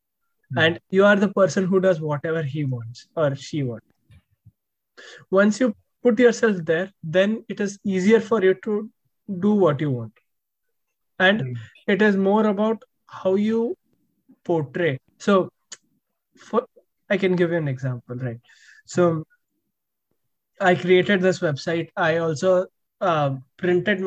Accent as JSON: {"language": "English", "country": "India", "moved": "yes", "lives_now": "United States", "said": "when you're here as an Indian, it is like you carry that always"}